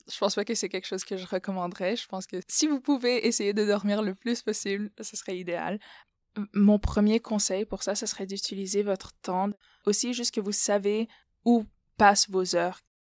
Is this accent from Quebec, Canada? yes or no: no; Ottawa, Ontario, Canada; moved away as an adult; also born or lived in Moldova / Burkina Faso; now in United States; Je suis née aux États-Unis. Ma mère est de Moldavie, mon père est du Burkina Faso. Donc, je suis au Canada depuis mon C P environ